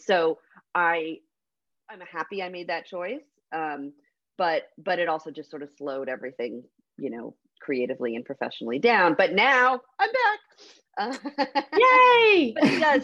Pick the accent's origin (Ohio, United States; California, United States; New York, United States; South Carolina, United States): California, United States; Fresno; I grew up in Fresno, California